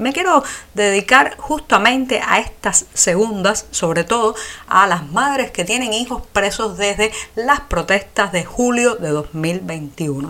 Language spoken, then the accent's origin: Spanish; Cuba; somos los cubanos